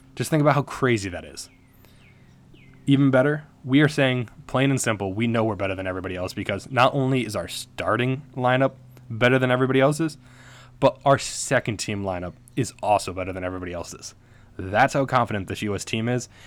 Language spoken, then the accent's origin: English; United States; we're American